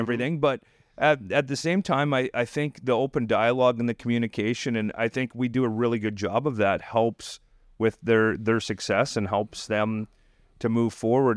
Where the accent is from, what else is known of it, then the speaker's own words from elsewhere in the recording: Dinsmore, Saskatchewan, Canada; now in Tulsa, United States; my hometown in Dinsmore